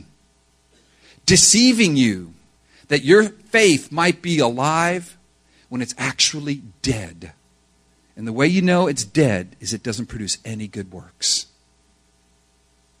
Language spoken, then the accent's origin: English; United States; We're both Hispanics who grew up in the United States